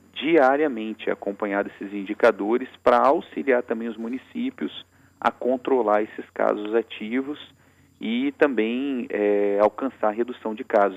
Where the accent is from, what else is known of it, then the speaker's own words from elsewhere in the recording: Espírito Santo, Brazil; Enquanto capixaba